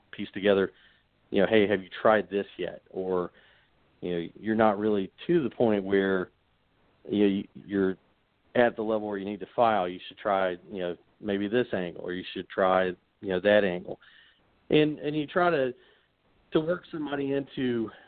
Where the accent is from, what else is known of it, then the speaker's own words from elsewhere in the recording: Corbin, Kentucky, United States; I grew up in Corbin, so I still have plenty of family down there